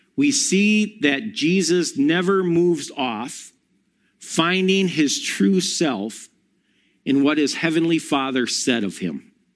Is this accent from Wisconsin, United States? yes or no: yes; Monona, Wisconsin, United States; also born or lived in Milwaukee; I grew up in Monona Grove and then moved to Milwaukee